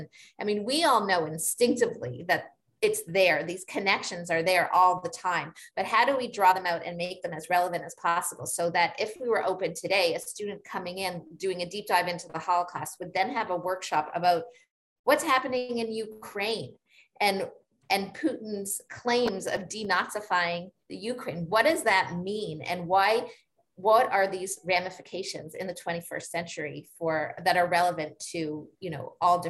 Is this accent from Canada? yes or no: yes; Canada; Like, we're Canadian, we may have come from our own places of trauma, of genocide.